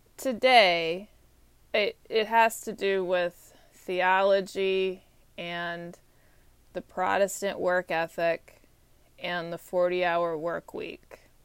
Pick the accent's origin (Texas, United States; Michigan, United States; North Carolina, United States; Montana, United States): Texas, United States; moved away as an adult; also born or lived in Georgia; now in Washington, D.C., United States; I'm from Texas